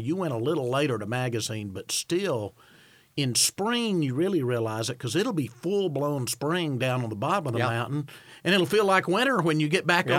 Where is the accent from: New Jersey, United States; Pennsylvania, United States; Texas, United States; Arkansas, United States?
Arkansas, United States; Arkadelphia; My hometown, since you got the Imboden Inn, we'll get Arkadelphia Inn